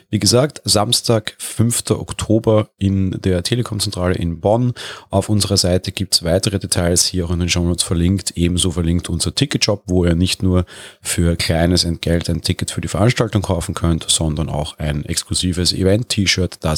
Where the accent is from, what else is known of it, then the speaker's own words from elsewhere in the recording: Vienna, Austria; Ja, ich komme auch aus Wien, das wurde ich auch schon häufig gefragt.